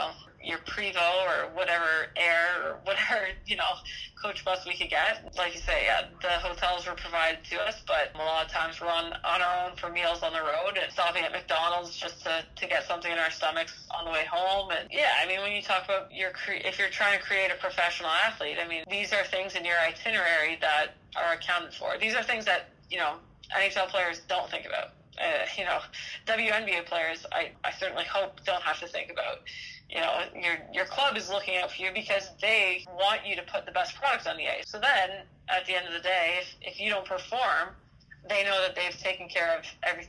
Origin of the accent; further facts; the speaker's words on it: Canada; camaraderie and pride in being Canadian